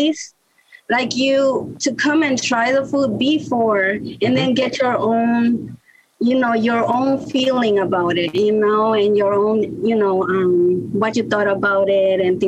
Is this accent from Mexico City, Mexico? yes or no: yes; Mexico City, Mexico; also born or lived in New York, United States; now in Baltimore, United States; I was born in New York, but I grew up in Mexico, in the city, Mexico City, with my grandma